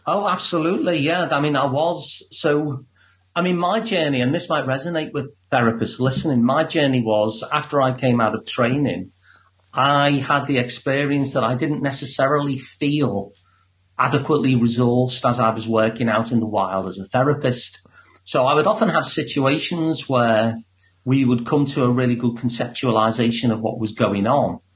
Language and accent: English; Liverpool, North West England, United Kingdom; I'm from Liverpool, so I actually sound like the guy who does your introduction